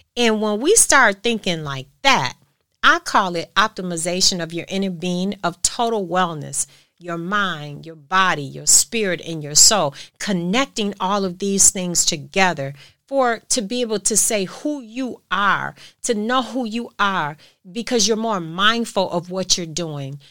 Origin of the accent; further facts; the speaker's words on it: United States; I'm American